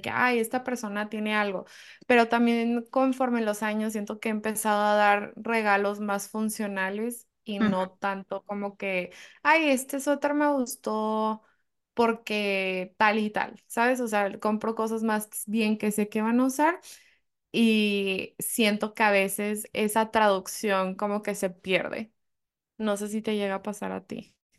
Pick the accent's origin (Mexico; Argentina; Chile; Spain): Mexico; born or raised there